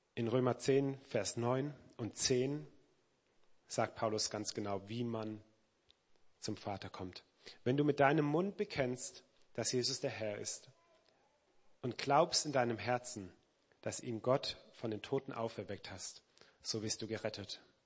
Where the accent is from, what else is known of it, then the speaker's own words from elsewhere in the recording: Weinheim, Baden-Württemberg, Germany; also born or lived in Black Forest / Mannheim; eigentlich im Schwarzwald geboren. Meine Heimat ist aber Weinheim an der Bergstraße, also praktisch um die Ecke, bin dort aufgewachsen